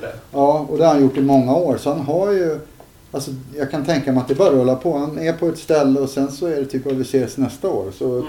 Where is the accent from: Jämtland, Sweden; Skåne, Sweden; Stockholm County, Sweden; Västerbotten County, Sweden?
Stockholm County, Sweden; Stockholm; also born or lived in Södertälje; jag växte upp först på Upplandsgatan, sen bodde vi i Farsta